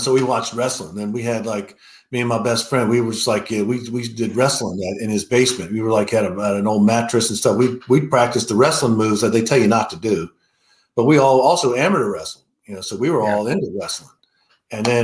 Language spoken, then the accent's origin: English; Richmond, Virginia, United States; I grew up in Richmond, Virginia.